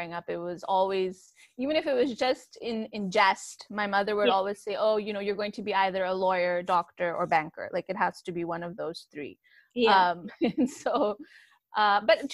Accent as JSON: {"language": "English", "country": "Pakistan", "also_born_or_lived": "United States", "moved": "yes", "said": "I am a Pakistani, proudly so."}